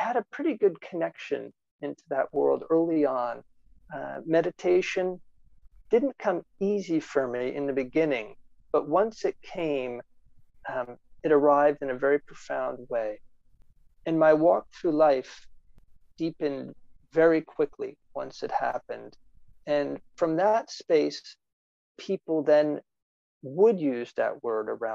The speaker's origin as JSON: {"language": "English", "region": "New Jersey", "country": "United States", "said": "I came from New Jersey"}